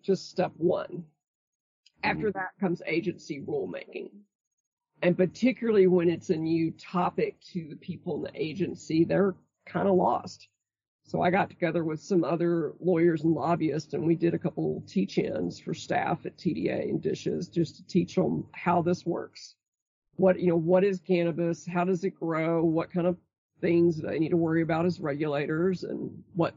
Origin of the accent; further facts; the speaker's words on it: Brownwood, Texas, United States; I grew up in Brownwood, Texas